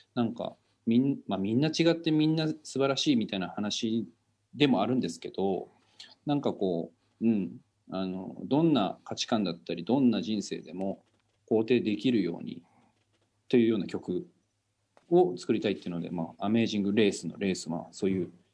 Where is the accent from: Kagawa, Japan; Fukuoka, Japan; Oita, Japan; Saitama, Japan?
Oita, Japan; now in Tokyo, Japan; あの僕大分県出身なんですけどこう地元だともう隣の家の人たちとかもみんなこうご近所さんで仲